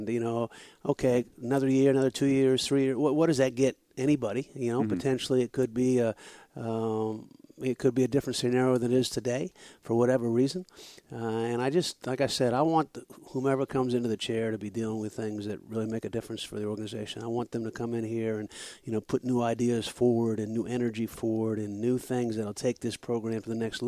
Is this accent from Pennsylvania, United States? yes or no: no; New Hampshire, United States; moved away as an adult; now in Florida, United States; I grew up in New Hampshire